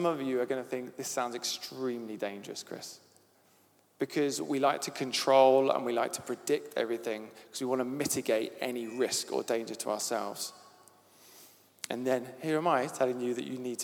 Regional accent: Devon, South West England, United Kingdom; accent: Devon; My Devon accent

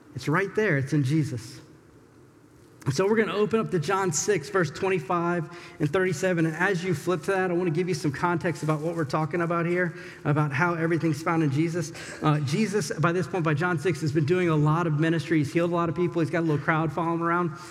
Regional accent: the South, United States; moved away; I'm from the South.

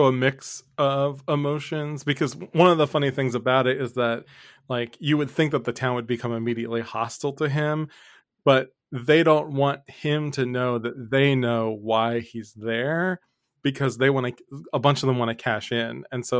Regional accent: Philadelphia, Pennsylvania, United States; we're from Philly

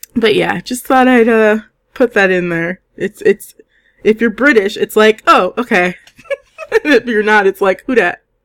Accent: United States; as an American

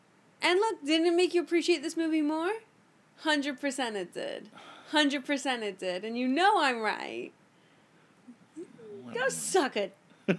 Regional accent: Miami, Florida, United States; I'm from Miami, so I grew up.

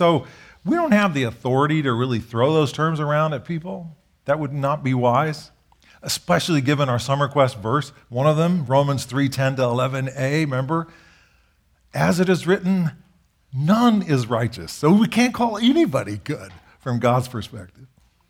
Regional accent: Japan; I grew up in Japan. We served in Japan.

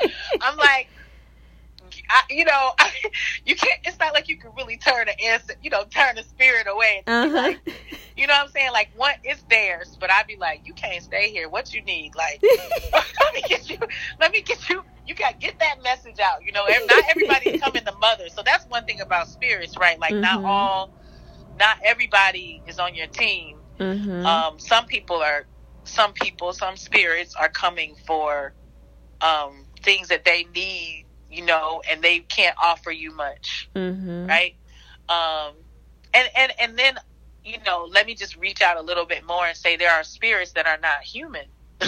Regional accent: the South, United States; I grew up in the South, and, like, when somebody says hello to you and you don't stay and you don't finish that, you know, how all y'all doing, how you doing

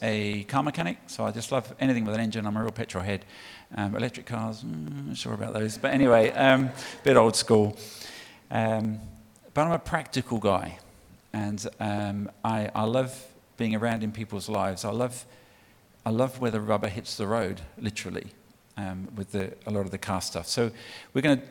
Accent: United Kingdom; moved away as an adult; now in Australia; From the UK, if you haven't picked that up from my accent already

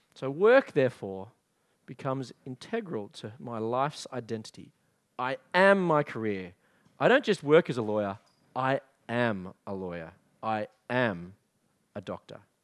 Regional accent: Australia; also born or lived in England; I was an Australian living in England

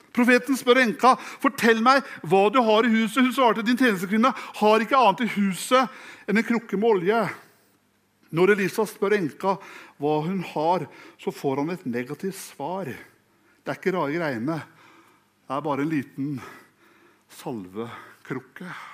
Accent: Fredrikstad, Østfold, Norway; jeg er fra Fredrikstad

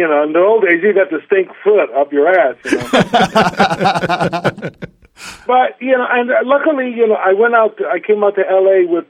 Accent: New York, United States; growing up in New York, and it was a playground for me.

